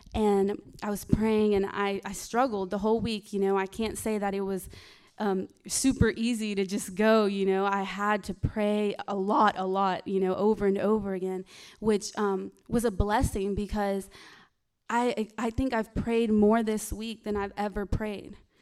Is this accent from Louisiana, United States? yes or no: yes; Louisiana, United States; moved away; I'm not from here. I'm, um, I'm from Louisiana.